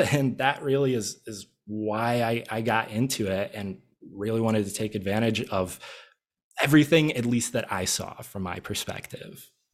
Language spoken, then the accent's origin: English; Midwest, United States; now in Arizona, United States; I'm originally from the Midwest